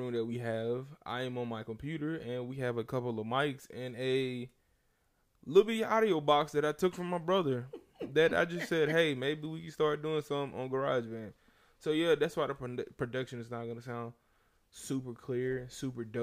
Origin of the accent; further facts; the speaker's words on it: the South, United States; I'm from the South.